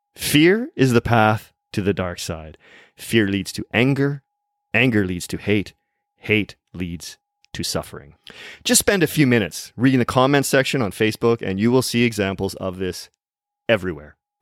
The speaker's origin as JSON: {"language": "English", "town": "Vancouver", "region": "British Columbia", "country": "Canada", "tie": "born or raised there", "said": "in my hometown city of Vancouver"}